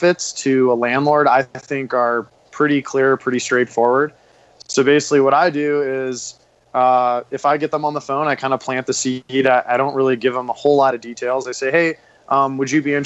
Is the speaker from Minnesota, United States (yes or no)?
no; Washington, District of Columbia, United States; moved away as an adult; now in Denver, United States; I grew up in Washington, D.C. and in the hospitality industry and moved out to Denver, Colorado a few years ago